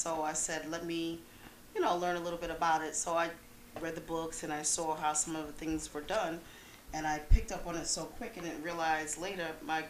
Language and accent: English; New York City, New York, United States; I'm from Queens, okay. And my business is based in Queens.